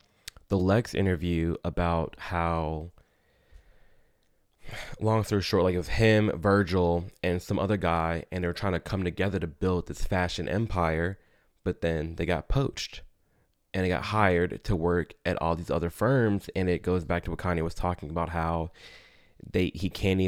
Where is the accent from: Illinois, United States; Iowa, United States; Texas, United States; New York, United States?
Illinois, United States; Chicago; I'm from Chicago.